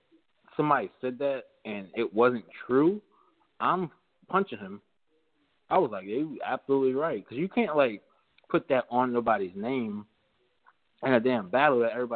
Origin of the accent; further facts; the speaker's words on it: New York City, New York, United States; I'm from New Brighton and Staten Island